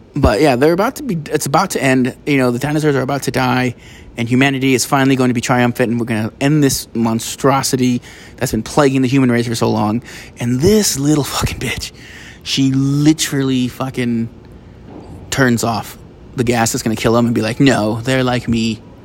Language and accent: English; United States; I'm an American